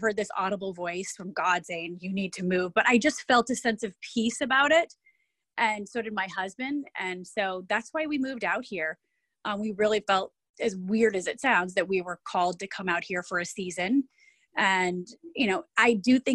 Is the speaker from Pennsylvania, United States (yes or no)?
no; Michigan, United States; moved away as an adult; also born or lived in Ohio / Chicago; now in New York, United States; Born and raised in Michigan, went to school in Ohio, lived in Ohio for 12 years after high school, then lived in Chicago for 6 years